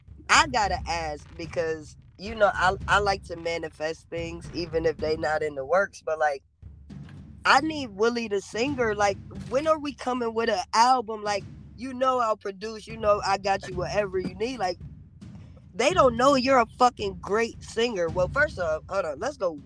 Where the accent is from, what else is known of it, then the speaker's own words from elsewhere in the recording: Rochester, New York, United States; I'm from Rochester. Like, how hard, like, it gotta take a lot to control, not let Rochester come out.